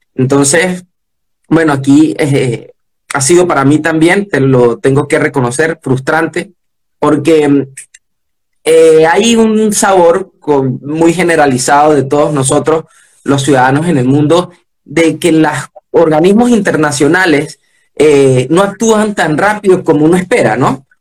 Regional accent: Venezuela; soy venezolano

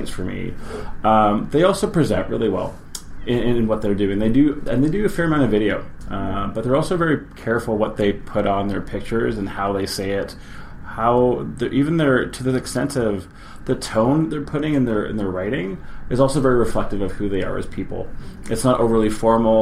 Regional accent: Victoria, British Columbia, Canada; also born or lived in Winnipeg / Vancouver; I was born in Winnipeg, grew up in Victoria, and been in and out of Vancouver for the past 20 years.

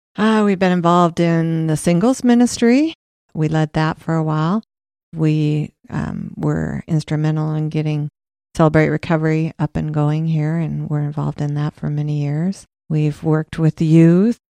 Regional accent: Des Moines, Iowa, United States; also born or lived in Cedar Rapids / Williamsburg; I was born in Des Moines, and we lived there for ten years, and then we moved to Cedar Rapids for two years, and then we moved to Williamsburg, and that's where I went to high school, junior high and high school

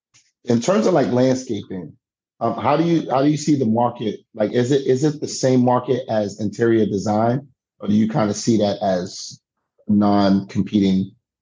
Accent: New York City, New York, United States; moved away as an adult; also born or lived in Canada / Grimsby, Ontario; Growing up in New York City

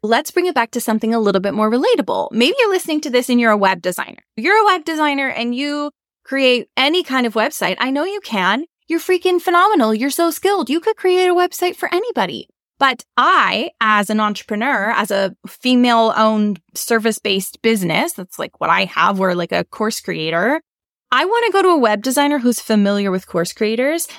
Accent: Canada; we're not American, we're Canadian

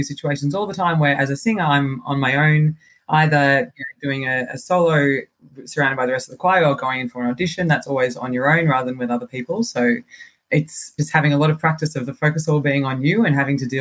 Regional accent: Geelong, Victoria, Australia; I'm Australian. So I went to school in a place called Geelong, which is about an hour outside Melbourne.

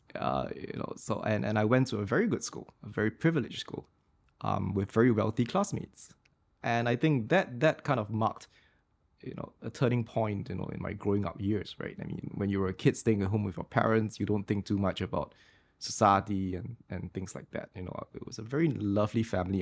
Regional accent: Singapore; being Singaporean and I was the only Singaporean in the Fletcher's class

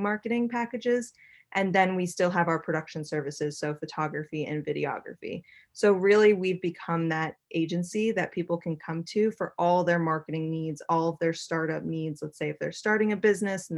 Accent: Boston, Massachusetts, United States; moved away as an adult; also born or lived in New York City; I was born and raised in Boston, Massachusetts, and as soon as I turned 18, I moved to New York City

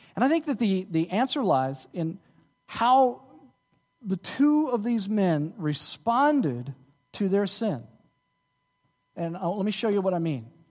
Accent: Dallas, Texas, United States; moved away; I'm from Dallas, uh, uh, my church back in Dallas

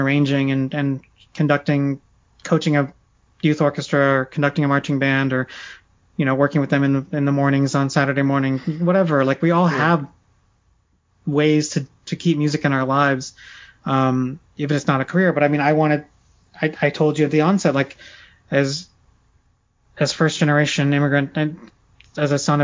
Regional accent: Silicon Valley, California, United States; I grew up in Silicon Valley

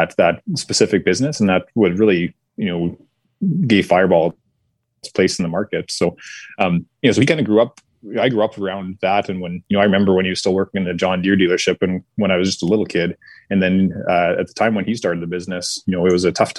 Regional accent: Westlock, Alberta, Canada; also born or lived in Saskatoon, Saskatchewan; I was born in Saskatoon. And then my little brother is born in Westlock, where we finally kind of settled down

